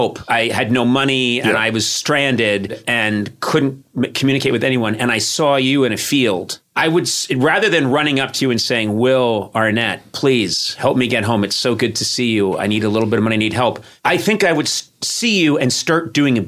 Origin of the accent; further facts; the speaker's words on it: Boston, Massachusetts, United States; moved away; I grew up in Boston, and I spent a lot of my life on the East Coast.